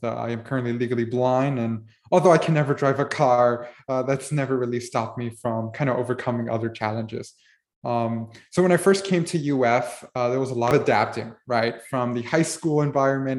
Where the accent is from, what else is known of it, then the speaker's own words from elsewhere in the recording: Miami, Florida, United States; being born and raised in Miami my entire life